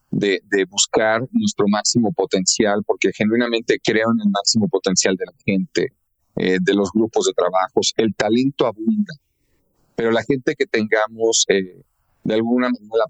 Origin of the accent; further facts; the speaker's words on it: Argentina; now in Mexico; la primera de ellas es que nací en nuestro país, en México, eh, pero mis primeros ocho o nueve años los viví, me formé y me eduqué en Argentina.